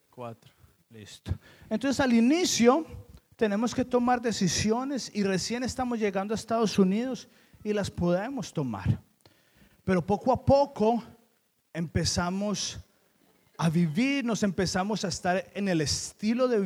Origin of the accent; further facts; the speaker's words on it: Colombia; Yo le decía a Keren, usted vino de un pueblito de México y yo vine de Colombia.